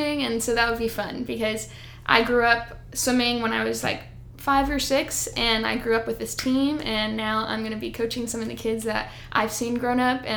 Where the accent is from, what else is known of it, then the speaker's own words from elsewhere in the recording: Houston, Texas, United States; also born or lived in College Station, Texas; I'm from Houston, Texas.